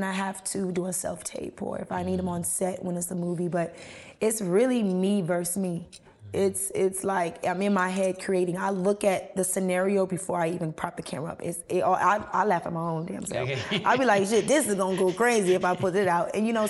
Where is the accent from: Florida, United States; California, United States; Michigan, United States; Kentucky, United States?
Florida, United States; Miami; I'm from Miami. So, you know, we got a locatata, corrata, barrocha. You know, so I'm picking from different areas.